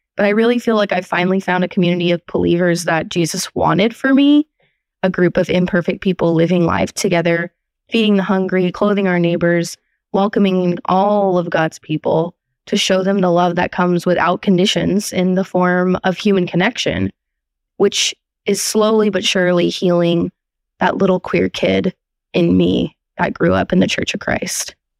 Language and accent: English; Portland, Oregon, United States; I'm from Portland, Oregon